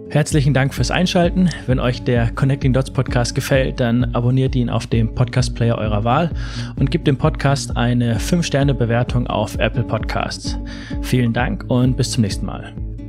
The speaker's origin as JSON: {"language": "German", "town": "Erlangen", "region": "Bavaria", "country": "Germany", "said": "von dort ist meine Mutter mhm. nach Erlangen und ich komme aus Erlangen."}